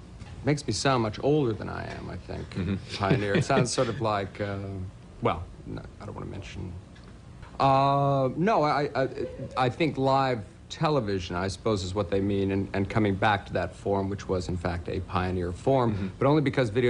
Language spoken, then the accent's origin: English; Canada; now in New York City, United States; I'm from Canada originally, and so I'm used to snow.